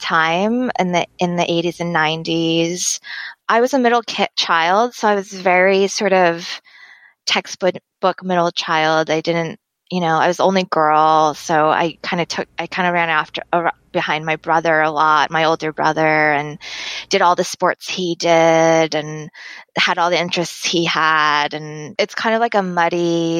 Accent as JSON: {"language": "English", "region": "Massachusetts", "country": "United States", "tie": "born or raised there", "also_born_or_lived": "Arizona", "said": "they moved to Massachusetts, and I lived there growing up ever since then"}